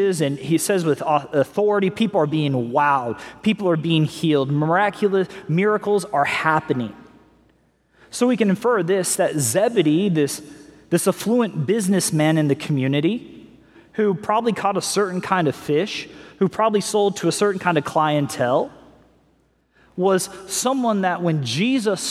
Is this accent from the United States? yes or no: yes; Missouri, United States; We grew up in Missouri